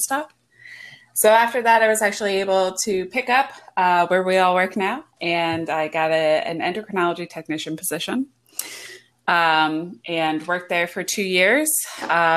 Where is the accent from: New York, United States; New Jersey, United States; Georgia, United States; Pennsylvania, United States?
Pennsylvania, United States; outside of Philadelphia; moved away as an adult; also born or lived in Wyoming; now in Florida, United States; I grew up outside of Philadelphia